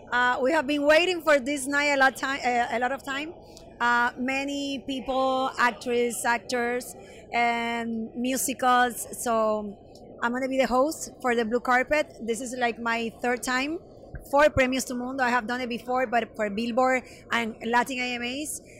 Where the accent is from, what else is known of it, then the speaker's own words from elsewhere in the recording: Cuba; moved away as an adult; Mira, Cuba, imagínate, mi país natal, eh, vine ya grande, vine de 21 años, tengo ahora 44.